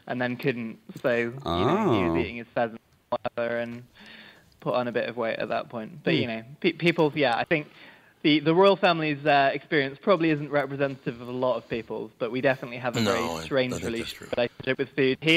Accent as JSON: {"language": "English", "region": "England", "country": "United Kingdom", "said": "despite being English"}